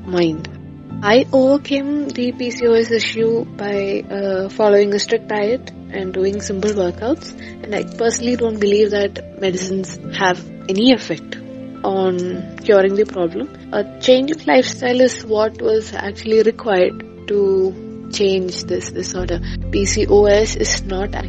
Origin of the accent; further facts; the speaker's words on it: Thiruvananthapuram, Kerala, India; I come from Trivandrum, Kerala